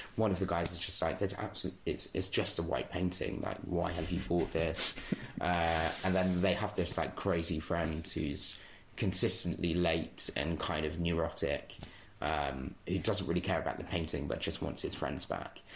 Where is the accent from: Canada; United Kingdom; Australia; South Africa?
United Kingdom; Bedford, East of England; also born or lived in Walthamstow, London; So I lived right. in London until I was like nine years old. Um, right. Okay. And then from there moved to Bedford and kind of did the rest of my ah, growing yes, up there.